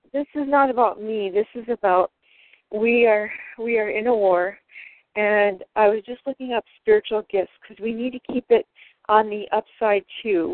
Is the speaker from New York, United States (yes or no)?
no; Michigan, United States; also born or lived in Wisconsin; now in San Diego, United States; I'm from Michigan originally